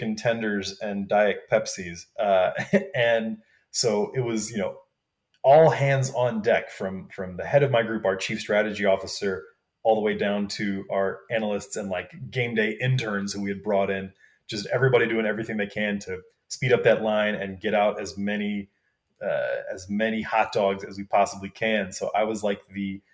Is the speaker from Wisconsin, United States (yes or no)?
yes; Wisconsin, United States; moved away; I grew up in Wisconsin